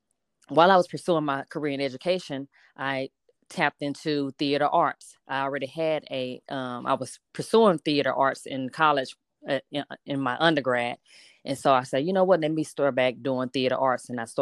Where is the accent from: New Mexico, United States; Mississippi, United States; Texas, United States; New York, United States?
Texas, United States; Houston; I'm originally from Houston, Texas.